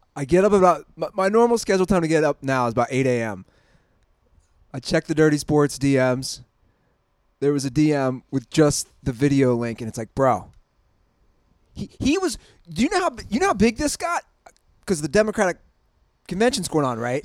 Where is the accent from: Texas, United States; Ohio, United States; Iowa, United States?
Ohio, United States; Cincinnati; I'm from Cincinnati